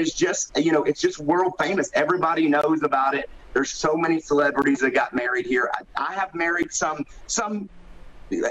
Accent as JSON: {"language": "English", "region": "Tennessee", "country": "United States", "moved": "yes", "lives_now": "Las Vegas, United States", "said": "I am from Tennessee"}